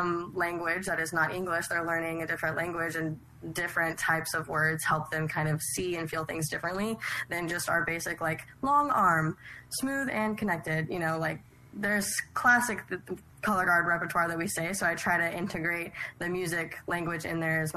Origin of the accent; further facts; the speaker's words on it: Oklahoma, United States; I'm also from Oklahoma. I teach in Oklahoma